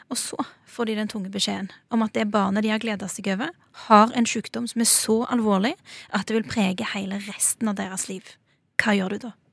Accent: Norway; Så den jorda jeg står på i dag, det er jo, det er jo fedrelandet mitt, det er jo hjemlandet mitt. Og det er jeg stolt av.

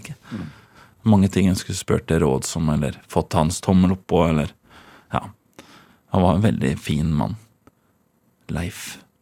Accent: Trøgstad, Østfold, Norway; also born or lived in Ørje; Vokste opp i Trøgstad. I Båstad i Trøgstad.

